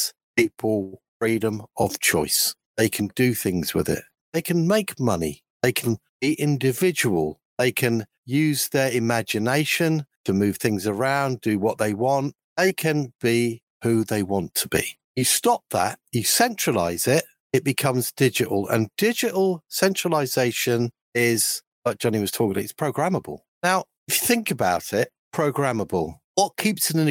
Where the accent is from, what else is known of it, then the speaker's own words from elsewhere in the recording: United Kingdom; I'm British